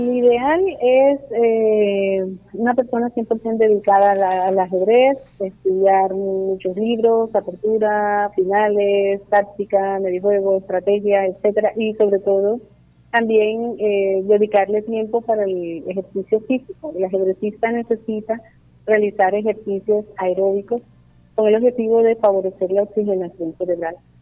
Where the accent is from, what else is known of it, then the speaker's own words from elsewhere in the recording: Barranquilla, Atlántico, Colombia; also born or lived in Sincelejo; a los 25 días volvimos a Barranquilla. Me siento cincelejana, me siento barranquillera